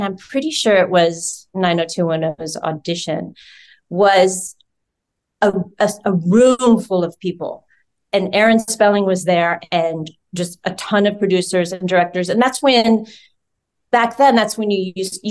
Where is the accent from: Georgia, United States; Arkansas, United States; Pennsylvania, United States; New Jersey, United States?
Georgia, United States; moved away; I'm from Georgia